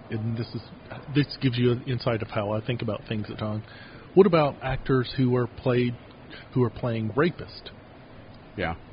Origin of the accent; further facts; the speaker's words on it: the South, United States; not just because I'm a Southerner and that's just our Gentile way.